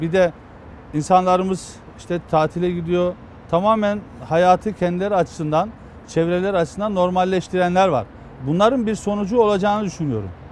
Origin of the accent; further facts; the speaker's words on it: Eskişehir, Turkey; moved away; Eskişehir'deydim. Kendi memleketimde bayramda e, Günüzü ilçemizin